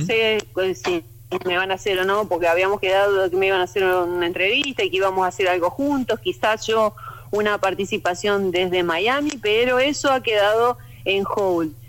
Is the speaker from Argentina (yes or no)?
yes; Argentina; moved away; soy argentina pero viviendo afuera